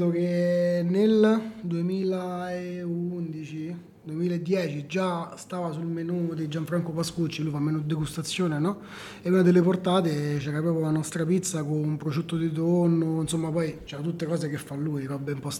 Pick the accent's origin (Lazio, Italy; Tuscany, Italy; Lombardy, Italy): Lazio, Italy; Rome; essendo romano, cresciuto con la pizza croccante, io amo la pizza fina, croccante, anche se tonda.